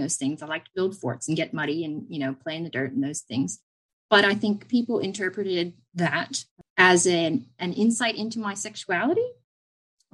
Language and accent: English; Lancaster County, Pennsylvania, United States; moved away as an adult; now in Australia; I grew up in Lancaster County, Pennsylvania.